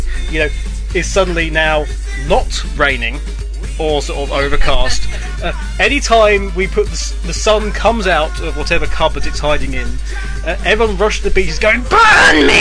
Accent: United Kingdom; we're British

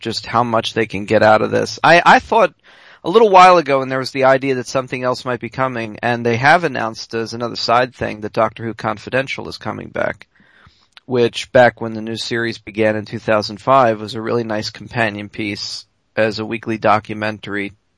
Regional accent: United States; we're both American

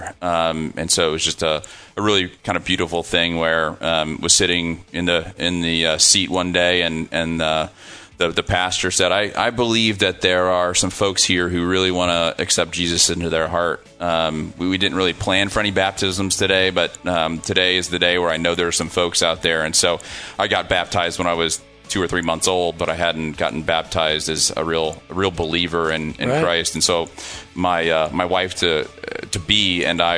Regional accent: Midwest, United States; also born or lived in Silicon Valley / Dayton, Ohio; now in Austin, United States; I'm from the Midwest

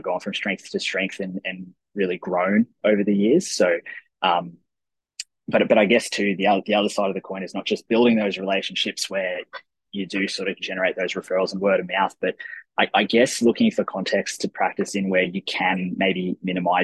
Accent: Toowoomba, Queensland, Australia; now in Brisbane, Australia; I grew up in Toowoomba in Queensland

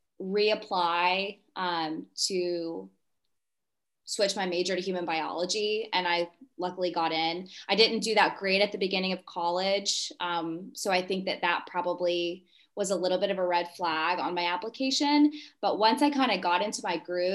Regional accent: Charlotte, North Carolina, United States; now in Raleigh, United States; I grew up in Charlotte, North Carolina

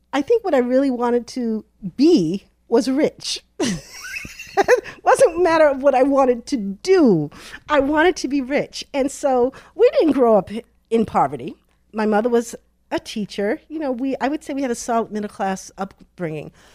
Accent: Boston, Massachusetts, United States; Born in Boston, raised in Boston, met my husband in Boston, went to Boston College. I am truly a Bostonian.

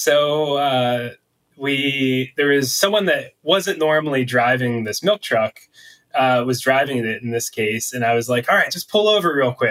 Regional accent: Pennsylvania, United States; now in Boulder, United States; I'm from Pennsylvania, so I was the local, especially when we worked around the Pittsburgh region.

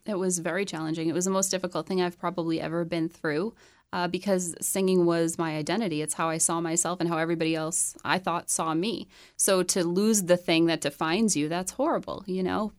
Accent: Chelmsford, Massachusetts, United States; moved away as an adult; now in Nashville, United States; I grew up in Chelmsford, Massachusetts

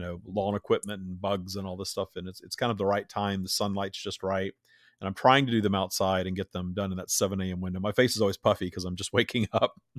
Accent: Minden, Louisiana, United States; I grew up in Minden, Louisiana, Bible, as Bible Belt as it gets

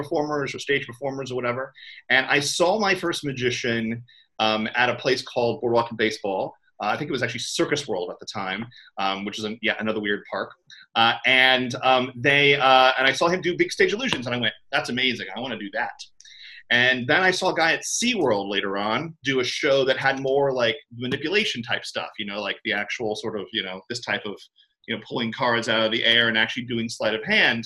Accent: Orlando, Florida, United States; I grew up in Orlando, Florida, cultural center of the world

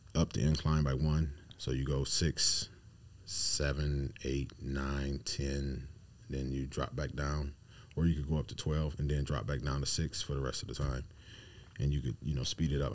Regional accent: Akron, Ohio, United States; I'm from Ohio, Akron

